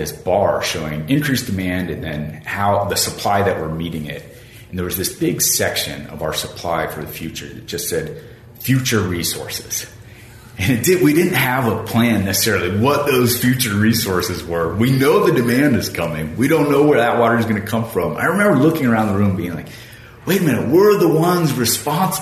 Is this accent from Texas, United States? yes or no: no; Arizona, United States; also born or lived in Panama; I'm from Arizona originally, born and raised in the desert